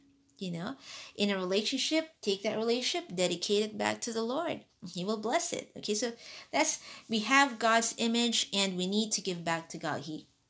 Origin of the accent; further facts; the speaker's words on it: Hong Kong; also born or lived in Philippines; I was born in the Philippines and raised in Hong Kong.